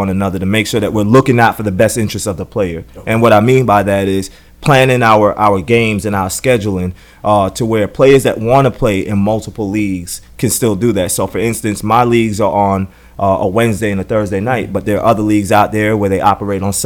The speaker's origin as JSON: {"language": "English", "region": "South Carolina", "country": "United States", "tie": "born or raised there", "also_born_or_lived": "Atlanta", "moved": "as an adult", "said": "when I was growing up in South Carolina"}